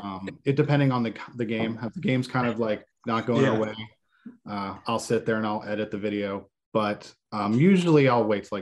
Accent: Texas, United States; also born or lived in Palestine / San Antonio / Dallas; I'm an Army brat. So I'm everywhere. I grew up most of my life, I grew up in Texas.

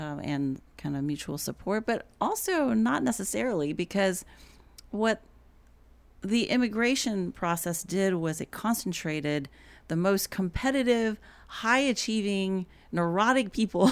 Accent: Houston, Texas, United States; moved away as an adult; now in Atlanta, United States; I had lived in, and grown up in Houston

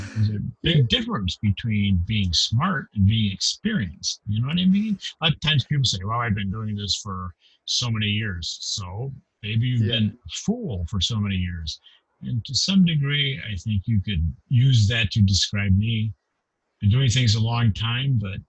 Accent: Kalamazoo, Michigan, United States; I grew up in a town called Kalamazoo, Michigan, in the Midwest of the United States

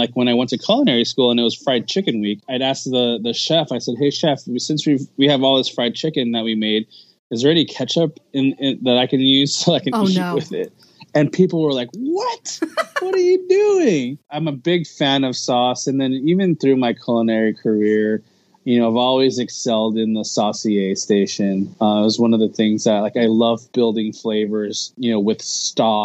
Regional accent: United States; first language Tagalog; English is a second language; I'm a first generation Filipino American

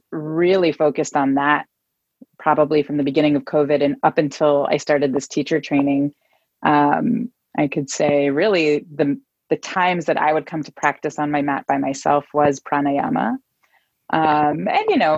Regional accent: Israel; moved away as an adult; now in Oakland, United States; I live in Oakland, California. I'm originally from Israel and have been living in the Bay Area since 2011

